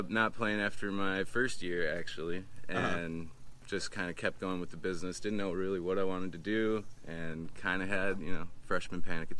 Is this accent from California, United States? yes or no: no; Stillwater, Minnesota, United States; now in Alaska, United States; Well, I grew up in Minnesota, a little town, Stillwater.